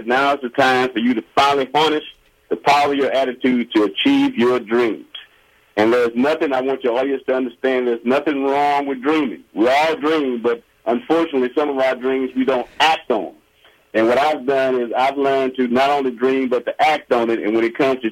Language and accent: English; Alexandria, Louisiana, United States; also born or lived in Baton Rouge, Louisiana; I'm originally from Louisiana, the great state of Louisiana, Alexandria, Louisiana, which is in central Louisiana.